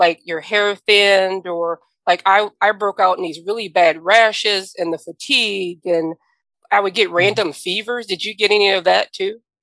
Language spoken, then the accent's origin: English; the South, United States; I'm from the South